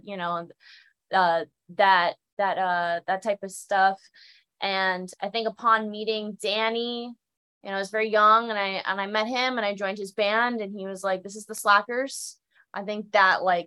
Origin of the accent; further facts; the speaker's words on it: West Palm Beach, Florida, United States; also born or lived in Miami; I grew up in South Florida, as like West Palm Beach.